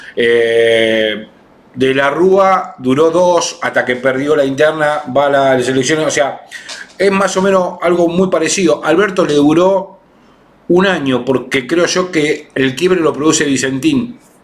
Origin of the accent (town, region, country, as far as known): Argentina